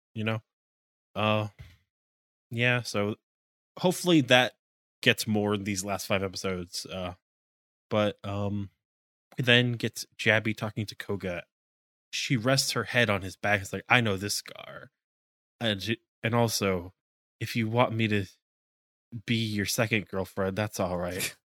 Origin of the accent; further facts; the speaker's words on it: United States; as an American